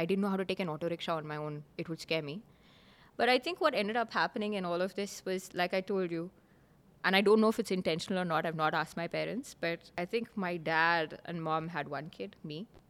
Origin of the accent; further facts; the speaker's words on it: Oman; So they moved and I grew up in Oman.